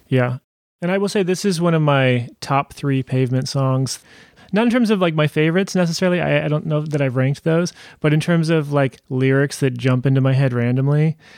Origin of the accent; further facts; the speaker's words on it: Modesto, California, United States; now in Portland, United States; I grew up near there in Modesto